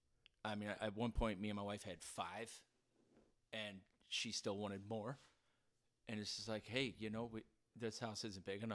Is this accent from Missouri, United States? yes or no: yes; St. Louis, Missouri, United States; born or raised there